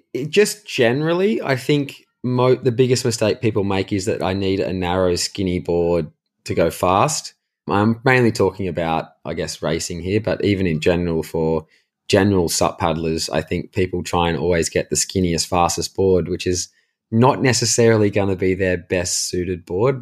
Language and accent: English; Caves Beach, New South Wales, Australia; we grew up in Cayes Beach, which is in Newcastle, well, like, technically Lake Macquarie in New South Wales in Australia